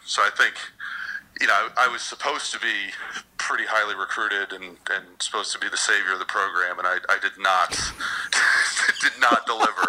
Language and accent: English; Chicago, Illinois, United States; also born or lived in Washington, D.C.; now in West Palm Beach, United States; growing up in Chicago and then living in D.C. for a while